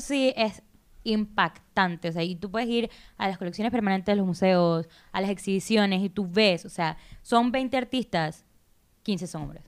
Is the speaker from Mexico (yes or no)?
no; Panama; soy mujer, soy panameña